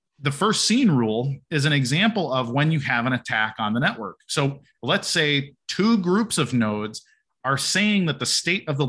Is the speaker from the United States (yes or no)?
yes; Chicago, Illinois, United States; I'm from Chicago.